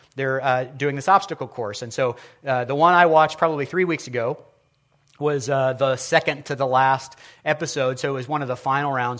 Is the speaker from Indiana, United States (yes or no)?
yes; Indianapolis, Indiana, United States; I'm from Ben Davis High School. We had the Giants